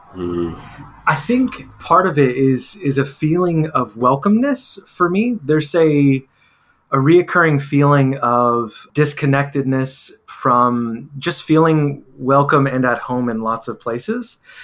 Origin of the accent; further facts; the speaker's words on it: Texas, United States; Growing up in Texas, uh, in the Latino community